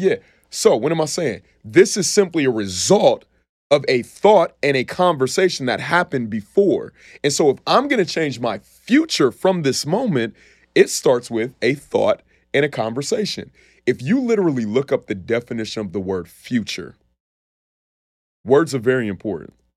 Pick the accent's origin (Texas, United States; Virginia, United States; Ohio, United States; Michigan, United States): Ohio, United States; Columbus; also born or lived in Cleveland, Ohio; I grew up in Columbus, Ohio, man. I was born in Cleveland, Ohio, moved to Columbus when I was five. Um, but spent my entire life there